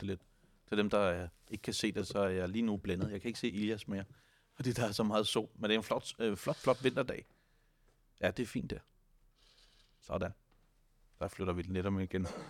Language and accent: Danish; Denmark; vi som danskere